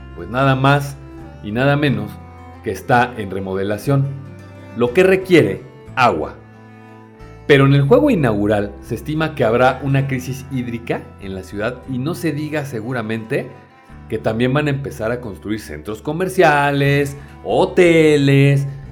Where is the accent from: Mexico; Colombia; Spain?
Mexico; como mexicanos